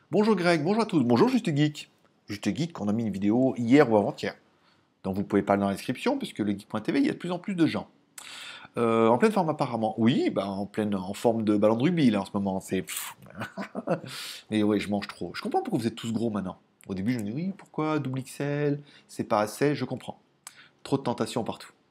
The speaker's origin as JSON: {"language": "French", "town": "Lyon", "region": "Auvergne-Rhône-Alpes", "country": "France", "tie": "born there", "said": "Ouais, je sais, je sais, je suis né à Lyon, je suis né au Tonkin. Je connais bien Lyon."}